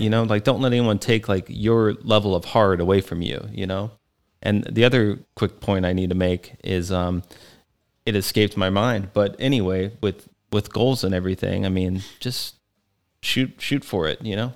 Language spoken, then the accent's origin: English; Texas, United States; moved away; I grew up in Texas